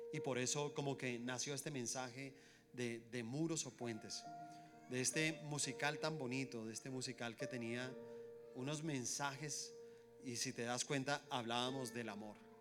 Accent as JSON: {"language": "Spanish", "country": "Colombia", "said": "somos colombianos, somos una misma nación"}